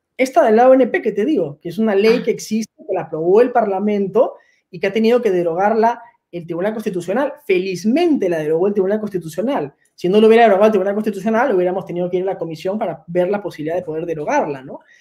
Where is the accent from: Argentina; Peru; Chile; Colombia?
Peru; nosotros los peruanos